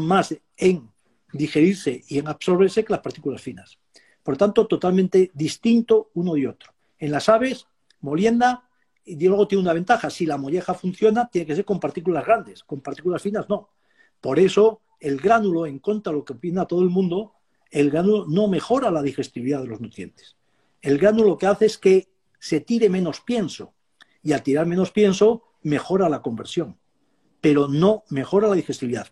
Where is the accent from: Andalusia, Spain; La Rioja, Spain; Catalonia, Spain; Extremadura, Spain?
Extremadura, Spain; Yo soy extremeño y mm. tenía entonces tenía ovejas